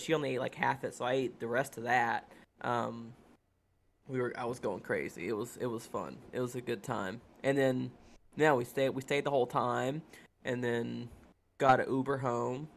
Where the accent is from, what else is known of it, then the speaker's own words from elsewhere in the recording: Kentucky, United States; now in Florida, United States; both from Kentucky, and we're from we're, like, thirty, forty-five minutes away from Lexington